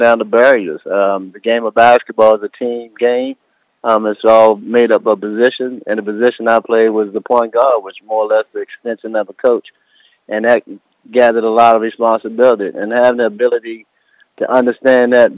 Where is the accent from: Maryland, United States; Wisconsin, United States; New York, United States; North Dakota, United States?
Maryland, United States; Baltimore; growing up in the inner city of Baltimore, you know, where I came from.